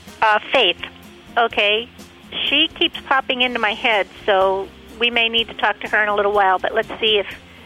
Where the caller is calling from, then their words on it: Ohio, United States; Hi, I'm calling from Ohio.